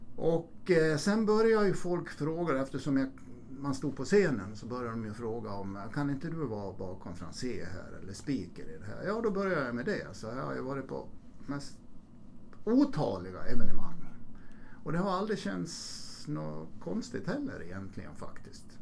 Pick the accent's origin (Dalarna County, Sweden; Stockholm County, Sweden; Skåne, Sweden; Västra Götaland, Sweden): Dalarna County, Sweden; Borlänge; Jag växte ju upp i, jag är född i Borlänge, jag växte upp mm. i, i Borlänge